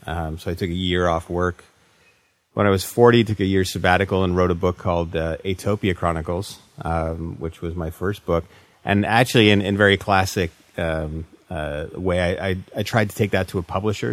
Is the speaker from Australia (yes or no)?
no; Canada; as a Canadian writer